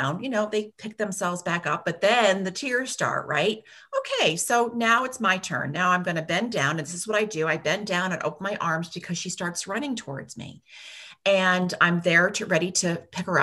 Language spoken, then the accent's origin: English; Latham, New York, United States; moved away as an adult; also born or lived in Washington, D.C.; now in Ballston Spa, United States; I grew up in this area. I grew up in Latham, and I wanted to come back home to start a family